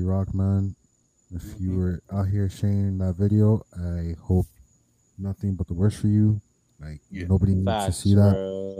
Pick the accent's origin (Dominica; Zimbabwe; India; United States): United States; Miami, Florida; accent: Jamaican; also born or lived in Jamaica; I'm from Miami, but like, I guess because you know, I spent my summers in JA. Like, yeah. I picked up a little accent